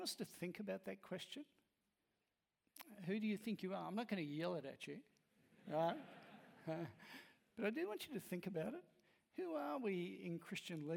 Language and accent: English; Australia; I'm Australian